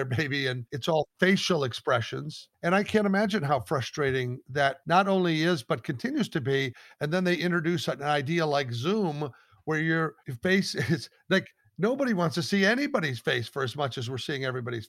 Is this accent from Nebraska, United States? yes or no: yes; Omaha, Nebraska, United States; moved away; also born or lived in Los Angeles; I grew up in Omaha, Nebraska